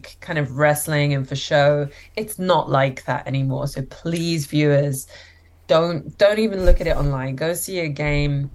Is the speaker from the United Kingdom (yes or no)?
yes; London, United Kingdom; moved away as an adult; now in Toronto, Canada; I live in Toronto and also spend time in London, which is where I grew up and where I lived for my whole life